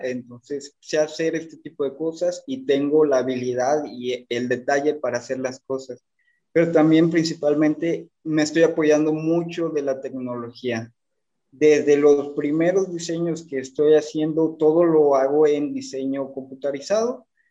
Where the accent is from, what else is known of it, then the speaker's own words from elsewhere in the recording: Tampico, Tamaulipas, Mexico; moved away as an adult; now in Monterrey, Mexico; Yo Actualmente vivo en la ciudad de Monterrey, pero soy de Tampico, Tamaulipas.